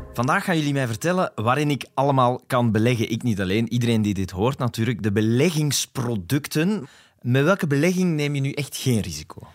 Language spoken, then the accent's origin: Dutch; Flanders, Belgium; We zijn Vlamingen